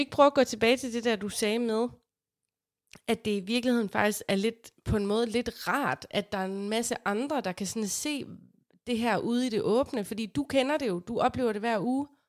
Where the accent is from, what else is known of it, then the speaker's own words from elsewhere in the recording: Aarhus, Central Denmark Region, Denmark; vi er fra Aarhus, og vi er stolte af det